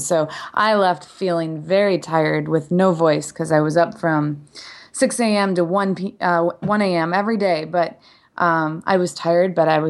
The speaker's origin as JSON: {"language": "English", "region": "Midwest", "country": "United States", "accent": "Midwestern", "lives_now": "Frederick, United States", "said": "I might have picked up a little bit of my Midwestern accent again because I was in Wisconsin for the past week."}